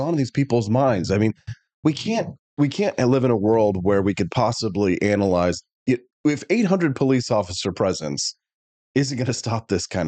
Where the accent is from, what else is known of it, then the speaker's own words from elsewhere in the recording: Peculiar, Missouri, United States; also born or lived in Independence, Missouri / Kansas City, Missouri; It's the city that I was raised in. I was born in Independence and raised on a horse farm in Peculiar